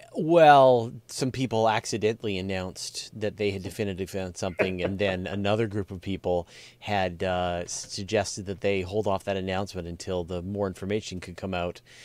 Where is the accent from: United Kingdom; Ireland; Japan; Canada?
Canada; Hornby Island, Gulf Islands, British Columbia; I grew up on the on the Gulf, uh, on the coast, on the Gulf Islands